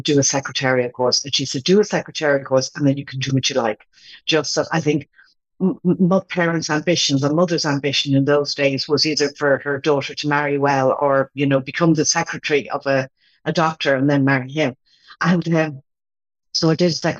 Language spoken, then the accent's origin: English; Ireland; moved away; I grew up in Cantilly